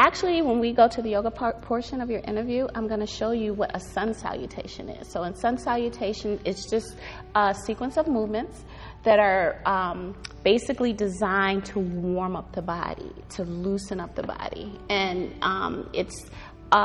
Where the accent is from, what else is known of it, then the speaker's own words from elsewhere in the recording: Cleveland, Ohio, United States; Cleveland. Grew up all my life here